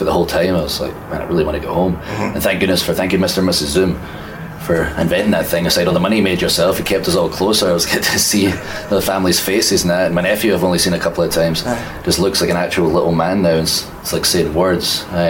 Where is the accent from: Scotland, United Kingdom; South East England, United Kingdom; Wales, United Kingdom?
Scotland, United Kingdom; accent: Scottish; And from that day forward, I worked very hard on my accent so the world could understand me. So everyone in Scotland, I'm sorry.